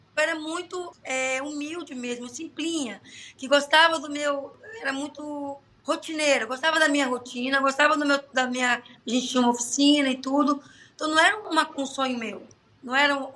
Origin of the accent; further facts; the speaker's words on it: Brazil; moved away as an adult; now in Athens, Greece; eu sou bem brasileira mesmo